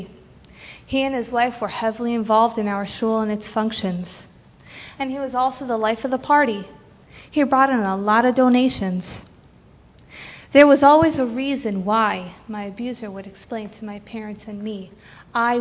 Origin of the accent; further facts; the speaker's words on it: Santa Monica, California, United States; I grew up on Shluchas here in Santa Monica with my amazing parents and wonderful siblings